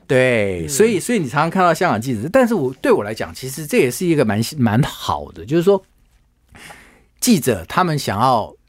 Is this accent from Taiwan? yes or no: yes; Taiwan; also born or lived in Hong Kong; 我们台湾人